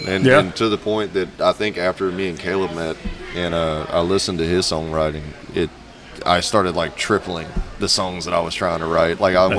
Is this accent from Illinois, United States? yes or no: no; Coldspring, Texas, United States; now in Conroe, United States; because I grew up in Cold Spring.